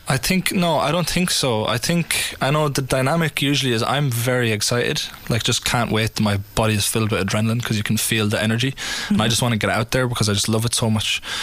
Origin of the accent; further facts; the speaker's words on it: Ireland; we are Irish